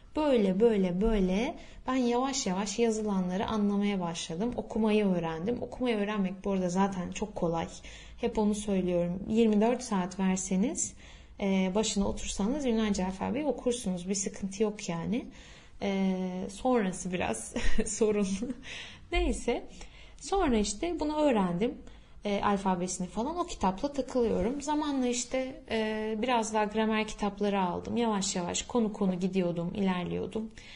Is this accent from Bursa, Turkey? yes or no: no; İzmir, Turkey; first language Turkish; Türk'üm ben İzmir'den geldim